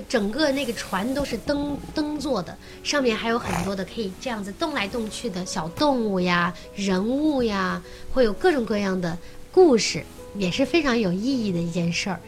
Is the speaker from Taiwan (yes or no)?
no; northern China, China; 我们从小在北方长大嘛